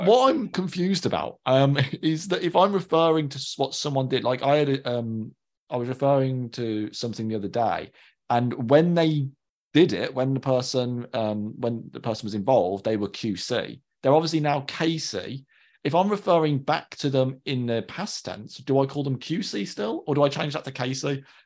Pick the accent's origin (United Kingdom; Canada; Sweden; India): United Kingdom; Birmingham, West Midlands; accent: Brummie; I become more Brummy when I'm with them